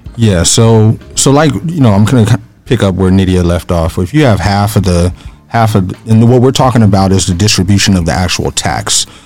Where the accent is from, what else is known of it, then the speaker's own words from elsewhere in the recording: Phoenix, Arizona, United States; originally I grew up in the Maryvale area here in Phoenix